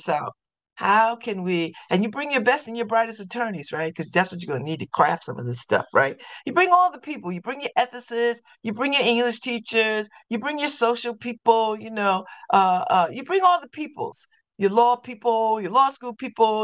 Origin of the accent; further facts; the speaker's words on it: New Haven, Connecticut, United States; I'm from New Haven.